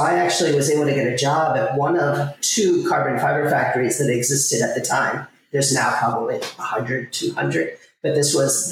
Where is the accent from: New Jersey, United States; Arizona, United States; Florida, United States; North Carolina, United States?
Florida, United States; Miami; I grew up in Miami in the 80s, cocaine cowboy days